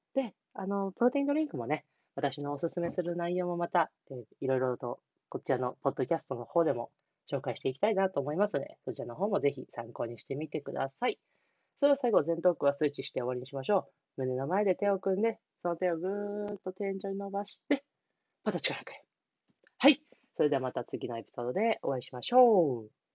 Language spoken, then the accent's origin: Japanese; Niigata, Japan; 地元新潟